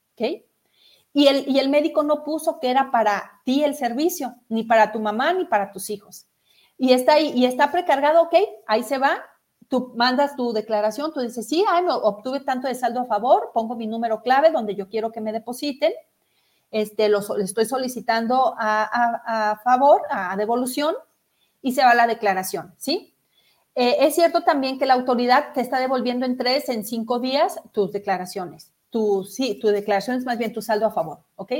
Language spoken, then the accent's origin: Spanish; Mexico; como una mexicana más que también pago mis impuestos